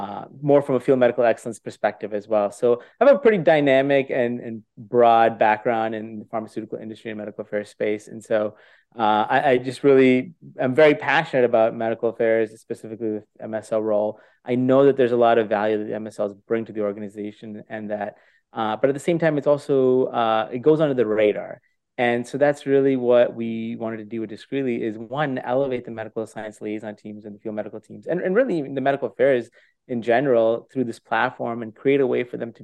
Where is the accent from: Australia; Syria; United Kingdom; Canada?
Canada; also born or lived in India / California / Europe; I was born in India, grew up in Canada, matured in California, and educated in Europe.